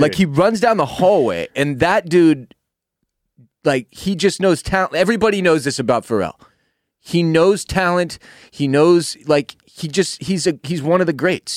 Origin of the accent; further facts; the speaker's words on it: Houston, Texas, United States; When you and I were kids, Growing up in Houston